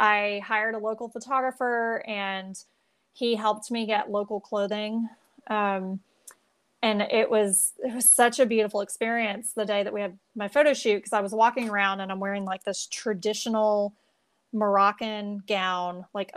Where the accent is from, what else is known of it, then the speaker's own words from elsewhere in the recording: United States; since we're American